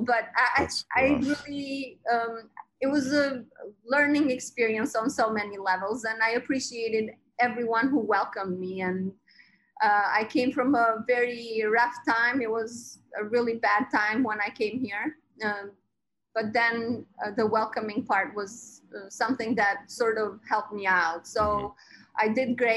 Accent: Albania; now in Brooklyn, United States; I was born in Albania, and I was 10 years old, or about that age

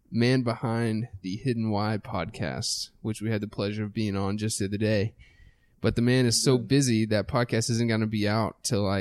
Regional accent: Texas, United States; People always ask Just me even if I am from Texas.

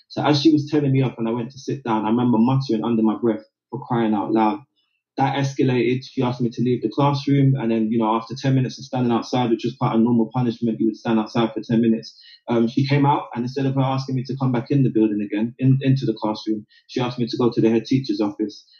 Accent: London, United Kingdom; they made the decision to move me from South London, and I moved to East London

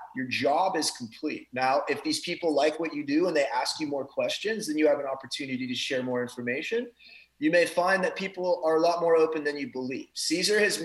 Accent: Florida, United States; I'm Florida man.

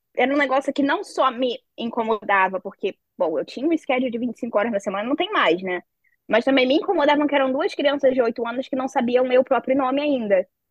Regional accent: Rio de Janeiro, Brazil; moved away as an adult; also born or lived in Curitiba; now in Netherlands; eu sou do Rio

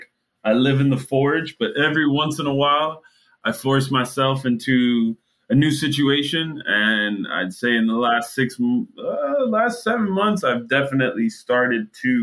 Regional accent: Jamaica; now in Miami, United States; as a Jamaican

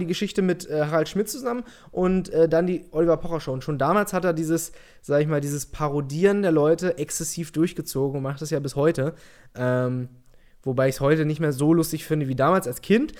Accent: Peine, Lower Saxony, Germany; ich komme aus der Nähe von Hannover

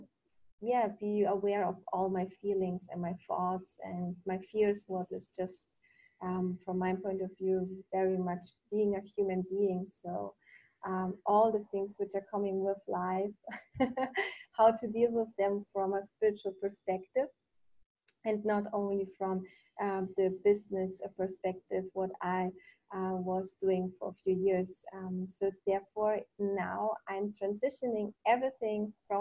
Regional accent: Germany; also born or lived in Poland / Munich; I'm originally from Poland. I grew up in Germany

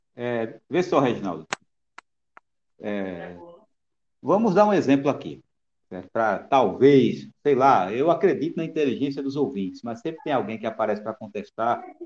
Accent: Pernambuco, Brazil; eu como pernambucano

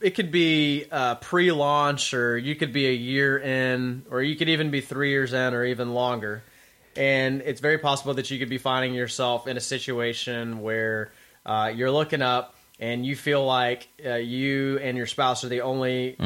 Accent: the South, United States; I have people tell me that they don't hear, that they don't even know I'm from the South sometimes when I'm talking because they can't even hear it come out.

